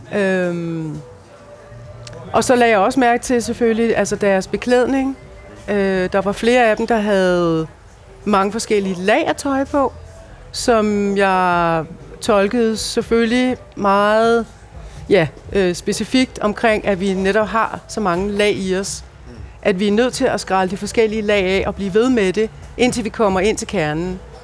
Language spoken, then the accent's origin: Danish; Denmark; jeg bor i Danmark, jeg voksede op i Danmark, jeg er dansker